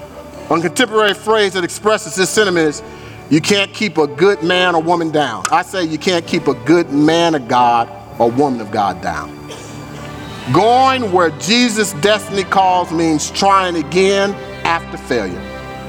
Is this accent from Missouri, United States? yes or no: yes; St. Louis, Missouri, United States; I'm from St. Louis.